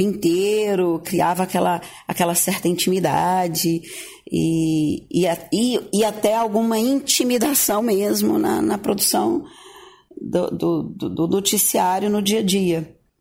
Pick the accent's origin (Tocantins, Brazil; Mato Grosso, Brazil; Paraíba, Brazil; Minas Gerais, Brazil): Tocantins, Brazil; Gurupi; moved away; also born or lived in Goiânia; Eu vim de Goiânia, depois pousei em Gurupi, que é minha origem, de onde eu nasci